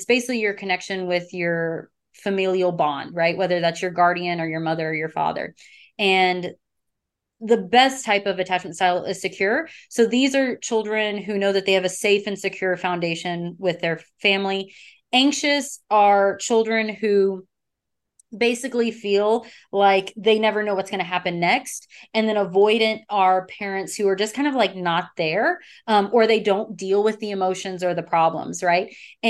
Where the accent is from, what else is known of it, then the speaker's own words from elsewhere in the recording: the South, United States; because I'm from the South.